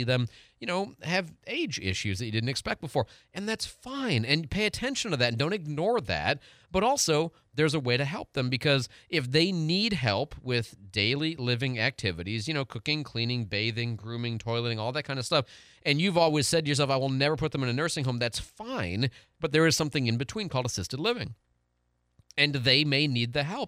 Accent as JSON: {"language": "English", "region": "Michigan", "country": "United States", "said": "I'm from Michigan"}